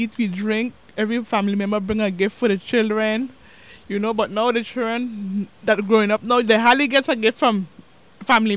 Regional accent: Sint Maarten; I was born on the island of Sint Martin

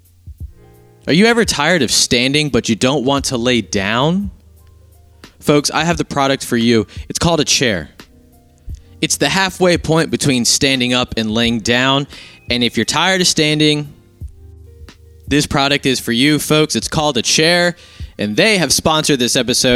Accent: United States; I'm an American

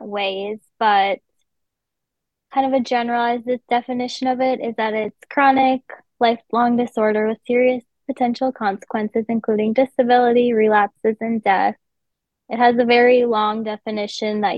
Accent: West Fargo, North Dakota, United States; I'm from West Fargo

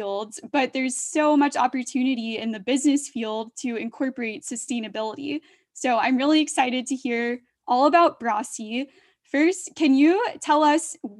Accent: Georgia, United States; I'm from Georgia and living in the South

